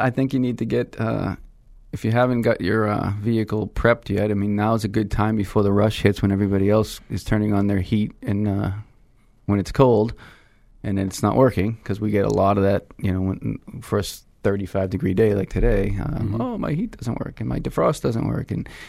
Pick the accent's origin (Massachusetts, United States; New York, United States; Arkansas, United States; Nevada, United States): Massachusetts, United States; Lowell; also born or lived in Manchester, New Hampshire (father's family); I came from the Greek section of Lowell